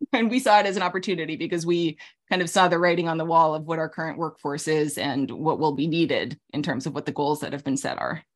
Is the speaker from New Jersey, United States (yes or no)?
no; Alaska, United States; moved away; also born or lived in Middle East / New York City; I grew up in Alaska.